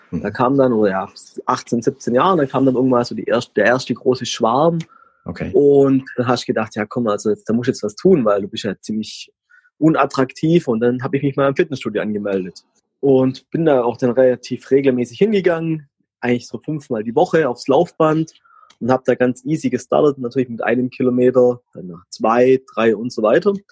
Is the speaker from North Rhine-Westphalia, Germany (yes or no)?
no; Heidenheim, Baden-Württemberg, Germany; Ich komme aus Heidenheim, das ist in Baden-Württemberg bin, ich werde jetzt 40 Jahre alt